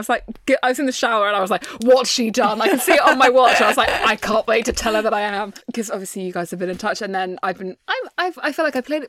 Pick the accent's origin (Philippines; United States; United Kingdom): United Kingdom; I watched it as a British teenager